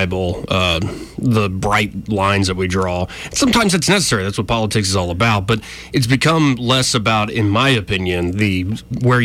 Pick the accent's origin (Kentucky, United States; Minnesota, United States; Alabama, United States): Alabama, United States; Montgomery; I was born and raised here in Montgomery, born and raised in Alabama